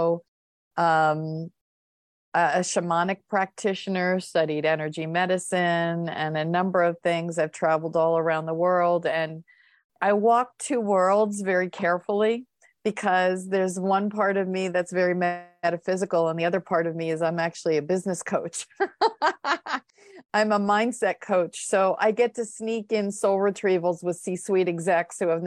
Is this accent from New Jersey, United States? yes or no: yes; Rumson, New Jersey, United States; I'm from the Jersey Shore. So I grew up in the Rumson area